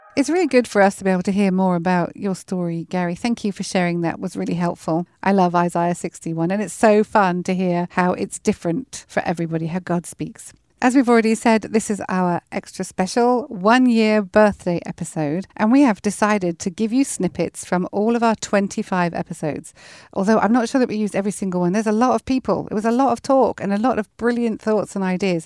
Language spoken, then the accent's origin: English; Weymouth, South West England, United Kingdom; moved away; we are sitting here in a village just outside of Weymouth in Dorset, which is my hometown